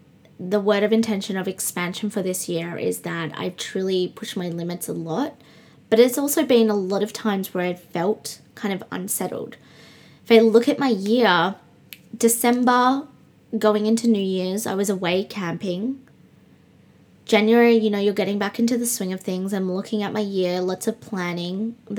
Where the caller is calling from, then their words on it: Brisbane, Queensland, Australia; also born or lived in Perth; I'm recording from Brisbane, the other side of Australia. If you're just joining me, I lived in Perth and I have now been in Brisbane nearly a month and a few days.